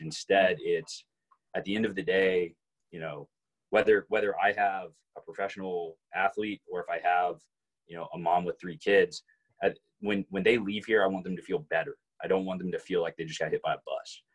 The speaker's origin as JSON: {"language": "English", "town": "Arlington", "region": "Texas", "country": "United States", "tie": "born or raised there", "also_born_or_lived": "Fort Worth, Texas", "said": "grew up in Arlington. Didn't leave Arlington until I guess my freshman year of college."}